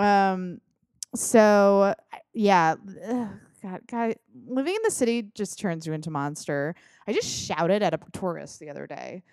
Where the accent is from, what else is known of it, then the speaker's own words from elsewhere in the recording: United States; I'm an American